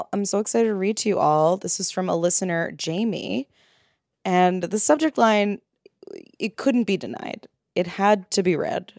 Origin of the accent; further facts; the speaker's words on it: Ireland; moved away as an adult; now in London, United Kingdom; I'm emailing from London after moving over from Ireland.